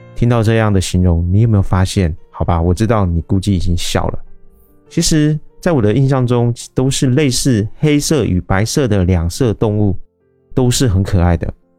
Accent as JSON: {"language": "Chinese", "country": "Taiwan", "said": "我是一位来自台湾喜欢旅行与这个爱交朋友的"}